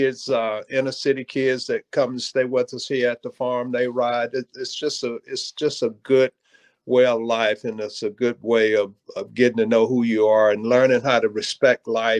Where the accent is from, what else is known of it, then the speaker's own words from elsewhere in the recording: Georgia, United States; I grew up on a farm in Georgia